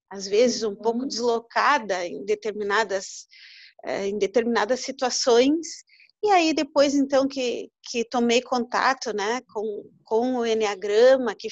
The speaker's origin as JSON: {"language": "Portuguese", "town": "Uruguaiana", "region": "Rio Grande do Sul", "country": "Brazil", "lives_now": "Pelotas, Brazil", "said": "Eu vim para Pelotas para estudar, eu não sou de Pelotas, eu sou de Uruguaiana, eu vim para Pelotas para estudar."}